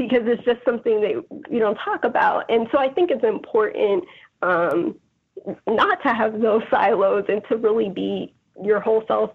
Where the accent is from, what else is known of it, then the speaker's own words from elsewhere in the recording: Georgia, United States; now in Chicago, United States; growing up in Georgia